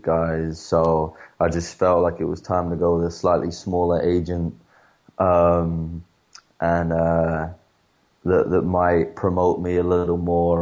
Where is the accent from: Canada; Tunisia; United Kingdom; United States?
United Kingdom; England; moved away as an adult; now in Spain; I'm from England